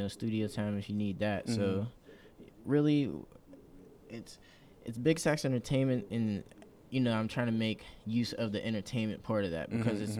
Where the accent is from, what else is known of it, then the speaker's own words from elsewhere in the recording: Pittsburgh, Pennsylvania, United States; CEO of Big Stacks Entertainment. I'm born and raised in Pittsburgh, was raised up in Wilkinsburg.